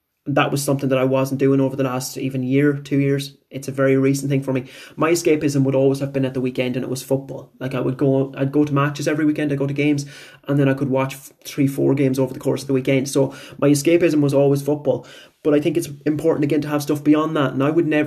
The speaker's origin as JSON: {"language": "English", "town": "Bunninadden", "region": "Connacht", "country": "Ireland", "tie": "born or raised there", "also_born_or_lived": "Tubbercurry", "said": "My hometown is Bunanadden, which is about 5-7 minutes away from Tobercurry. So I went to school in Tobercurry"}